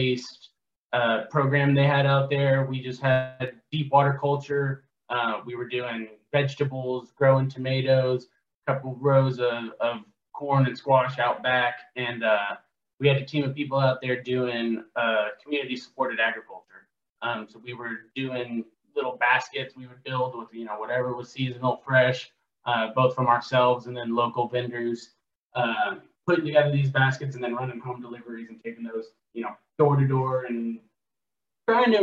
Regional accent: Southlake, Texas, United States; moved away as an adult; now in Oklahoma, United States; I was originally born South Lake, Texas, born and raised in the Dallas-Fort Worth area

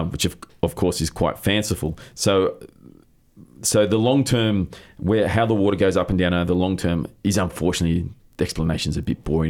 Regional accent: Australia; growing up in Australia

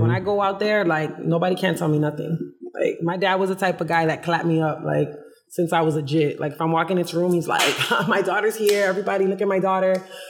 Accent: New York, United States; born there; also born or lived in Florida; My dad lived in Connecticut. I was born in New York.

